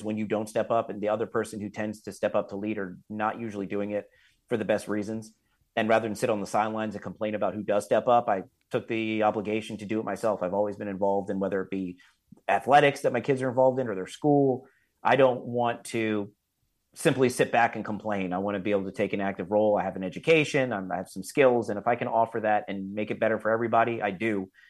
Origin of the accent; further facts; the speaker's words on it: Florida, United States; I grew up here in South Florida, and I went to college at Florida State University